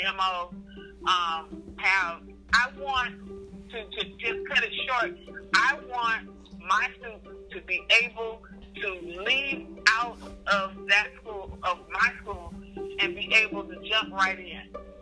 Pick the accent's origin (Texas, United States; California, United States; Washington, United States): California, United States; Sacramento Valley; I live in the Sacramento Valley. I was born and raised in the Sacramento Valley